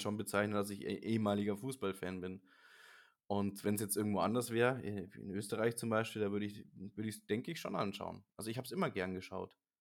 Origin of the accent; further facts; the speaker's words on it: Germany; als Deutscher